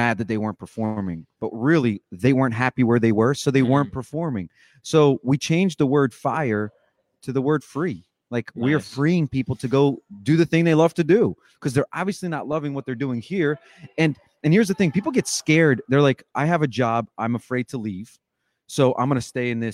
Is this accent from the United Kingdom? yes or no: no; Ukraine; moved away; I was born in Ukraine